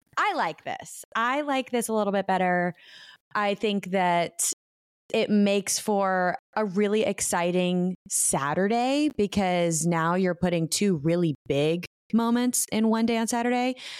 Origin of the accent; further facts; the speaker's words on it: United States; my country, my home country of America